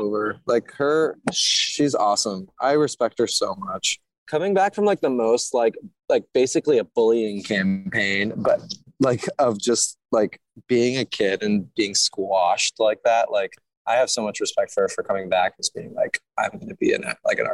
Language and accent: English; Toronto, Ontario, Canada; We're from Toronto